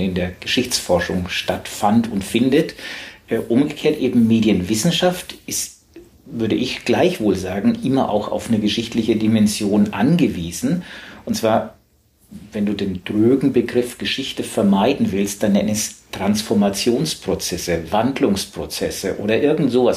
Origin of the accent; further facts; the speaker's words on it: Southern Germany, Germany; accent: süddeutscher Akzent; now in Hamburg, Germany; ich komme aus Süddeutschland